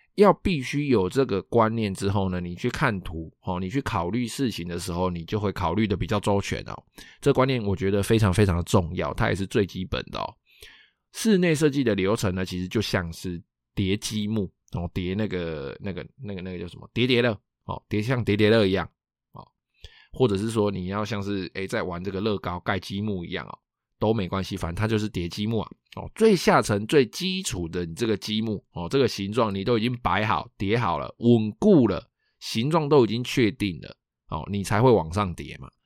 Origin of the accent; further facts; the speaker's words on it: Taiwan; 我们台湾人